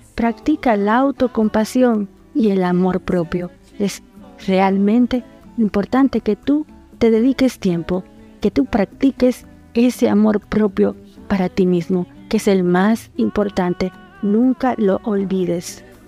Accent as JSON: {"language": "Spanish", "country": "Dominican Republic", "moved": "yes", "lives_now": "Argentina", "said": "una dominicana en Argentina."}